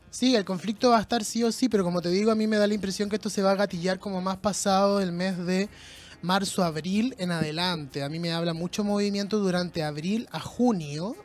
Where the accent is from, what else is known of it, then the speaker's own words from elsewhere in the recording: Chile; Nosotros como chilenos formamos parte de una cultura sumamente violenta